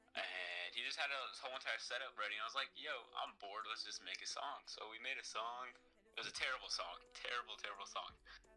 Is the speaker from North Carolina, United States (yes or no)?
no; Henderson, Nevada, United States; I grew up in Henderson, which is right next to Las Vegas. It's about like a 10-minute drive.